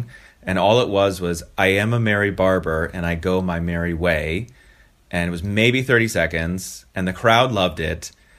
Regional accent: Falls Church, Virginia, United States; moved away as an adult; now in Berlin, Germany; I grew up in Falls Church, Virginia, but now I live in Berlin.

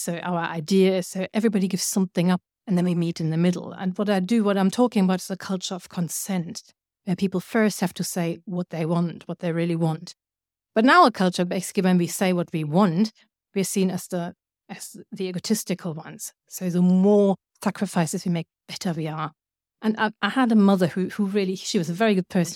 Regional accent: Germany; I come from Germany

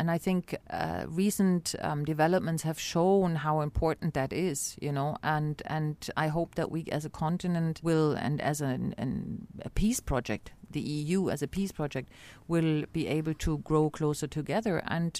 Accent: East Berlin, Berlin, Germany; And I say, "I'm from East Berlin."

